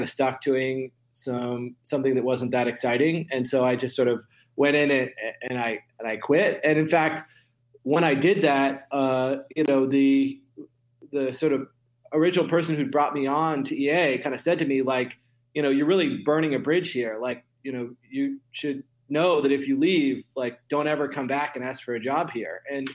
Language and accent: English; Sun Valley, Idaho, United States; moved away as an adult; I grew up in Idaho in a ski resort in the mountains called Sun Valley.